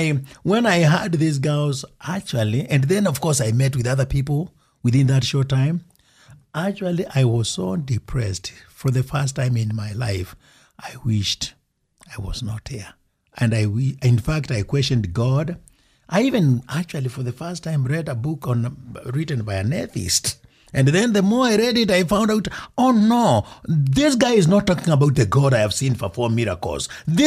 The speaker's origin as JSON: {"language": "English", "country": "Kenya", "also_born_or_lived": "Wyoming", "moved": "as an adult", "lives_now": "United States", "said": "then when I go to Kenya for the first time after I left to come to college in Wyoming, where I picked my accent"}